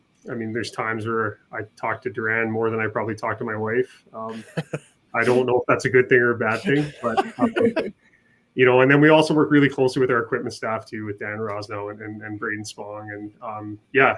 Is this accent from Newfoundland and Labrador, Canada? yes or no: yes; Mount Pearl, Newfoundland and Labrador, Canada; moved away as an adult; now in Edmonton, Canada; I grew up basically in Newfoundland, so just outside of St. John's, a city called Mount Pearl